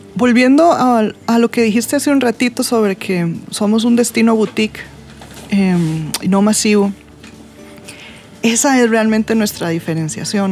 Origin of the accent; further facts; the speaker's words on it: Costa Rica; nosotros como costarricenses